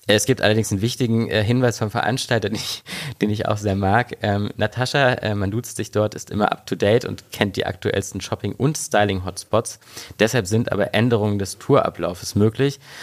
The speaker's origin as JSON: {"language": "German", "region": "East Germany", "country": "Germany", "moved": "yes", "lives_now": "Berlin, Germany", "said": "ich komme ja äh, ursprünglich aus Ostdeutschland"}